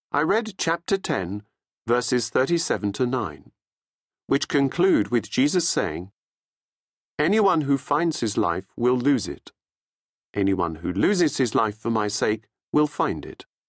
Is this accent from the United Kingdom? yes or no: yes; England, United Kingdom; also born or lived in Australia; I was born in Australia to Australian parents with no English connections, but following my father's appointment to be managing director of an Australian company based in England, we emigrated to England, along with my three elder brothers, when I was still a baby